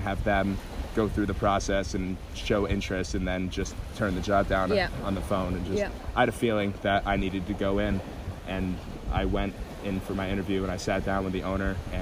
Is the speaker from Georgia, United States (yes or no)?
no; Connecticut, United States; moved away as an adult; also born or lived in Colorado; I grew up in a very small town in Connecticut with literally more cows than people. And when I was 23, I moved to Colorado for university